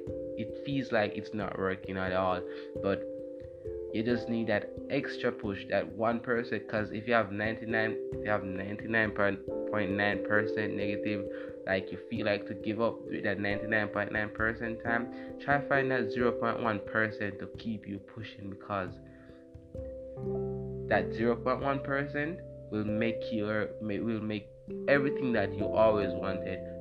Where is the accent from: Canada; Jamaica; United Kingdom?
Jamaica; I'm from Jamaica